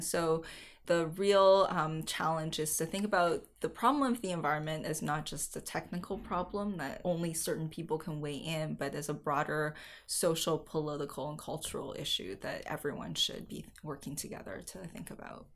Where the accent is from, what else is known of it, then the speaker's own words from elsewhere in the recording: Chengdu, Sichuan, China; I grew up in Chengdu